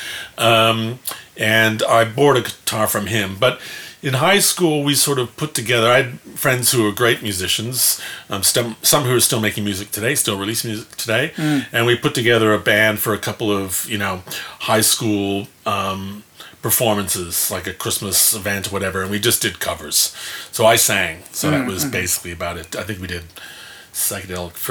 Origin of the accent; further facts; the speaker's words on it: Mississauga, Ontario, Canada; moved away as an adult; also born or lived in Toronto / Montreal; now in Wellington, New Zealand; I was born in Toronto and sort of grew up just outside of Toronto, in Mississauga